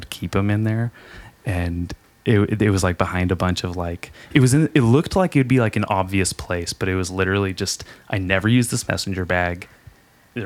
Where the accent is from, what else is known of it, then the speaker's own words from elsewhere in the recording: Lompoc, California, United States; I'm from Lompoc, shark attack capital of California, Surf Beach